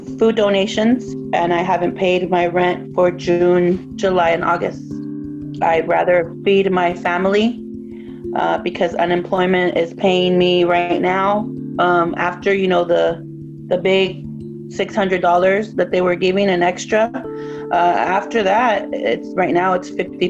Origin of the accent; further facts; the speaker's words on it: Tijuana, Baja California, Mexico; now in United States; You know, as an immigrant and a daughter of immigrant parents, we're from Tijuana, Mexico.